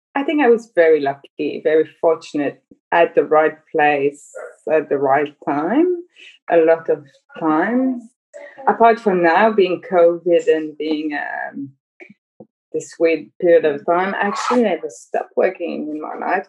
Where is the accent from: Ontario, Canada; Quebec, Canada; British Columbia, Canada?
Quebec, Canada; Montreal; I'm from Montreal